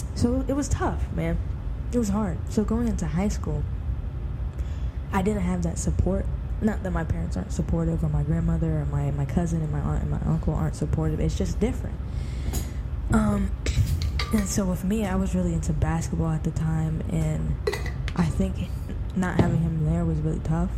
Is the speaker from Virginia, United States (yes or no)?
yes; Virginia, United States; also born or lived in Maryland; I grew up in Virginia